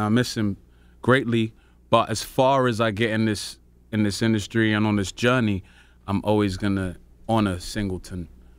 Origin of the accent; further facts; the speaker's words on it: Peckham, London, United Kingdom; Well, I'm from Peckham in London, which is the South Central equivalent, in my opinion.